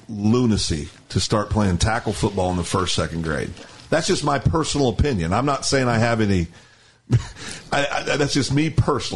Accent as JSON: {"language": "English", "region": "Kansas", "country": "United States", "tie": "born or raised there", "also_born_or_lived": "Guthrie, Oklahoma", "moved": "yes", "said": "when I grew up in Kansas, where I lived"}